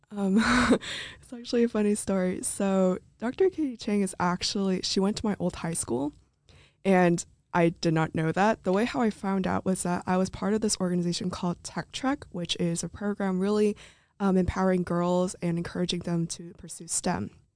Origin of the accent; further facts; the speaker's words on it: Santa Clarita, California, United States; moved away; I'm from Santa Clarita, California